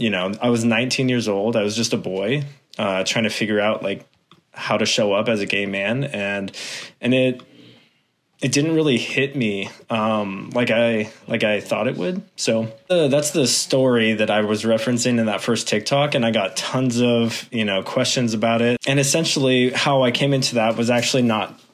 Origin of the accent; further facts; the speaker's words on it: Concord, California, United States; also born or lived in San Francisco; now in Sacramento, United States; I grew up in the Bay Area, Concord, Walnut Creek area